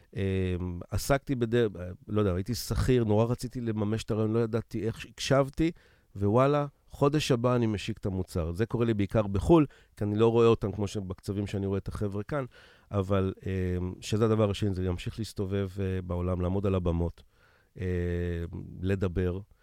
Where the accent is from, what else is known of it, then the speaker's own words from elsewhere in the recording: Israel; אני ישראלי